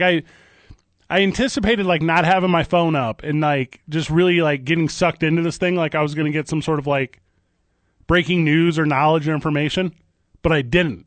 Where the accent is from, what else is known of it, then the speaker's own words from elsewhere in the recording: East St. Louis, Illinois, United States; moved away; I always say I grew up in Saint Louis. I grew up in East Saint Louis